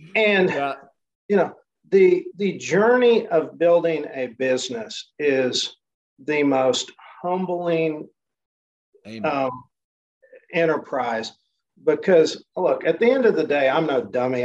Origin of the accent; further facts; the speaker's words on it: Enid, Oklahoma, United States; And I run it out of my hometown, which is Enid, Oklahoma